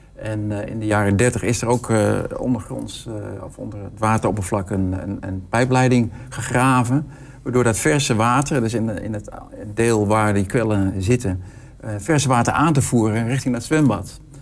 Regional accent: Hengelo, Overijssel, Netherlands; ik kom uit Hengelo

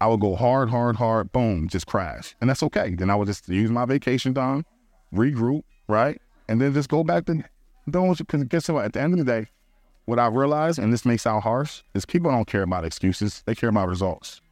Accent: Philadelphia, Pennsylvania, United States; moved away; I'm from Philly

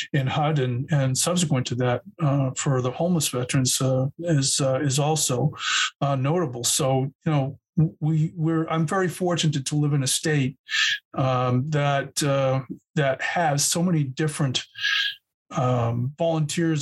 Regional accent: Burlington, Massachusetts, United States; growing up in Burlington, Massachusetts, where I grew up

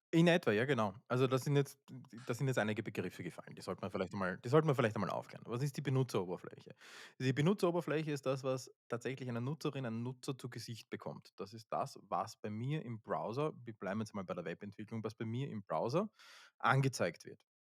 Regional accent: Austria; Wir sind aus Österreich, das hört man ja

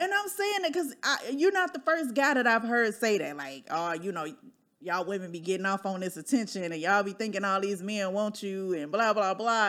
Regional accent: Midwest, United States; moved away as an adult; now in Dallas, United States; I'm from the Midwest too

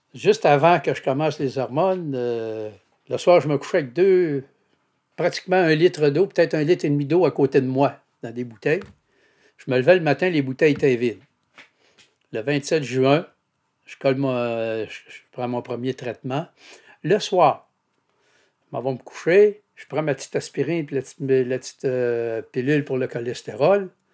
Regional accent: Saguenay, Quebec, Canada; Je suis de Chipcha au Saguenay. En fait, Chipcha, c'est voisin de Jonquière

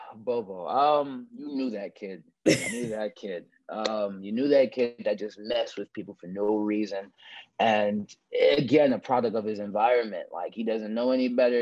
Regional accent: Newark, New Jersey, United States; I'm a Newark, New Jersey actor, model, filmmaker

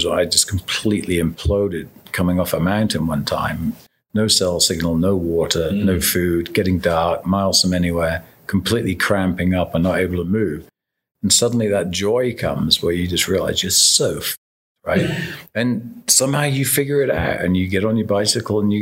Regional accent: Devonshire, South West England, United Kingdom; Grew up in southern England

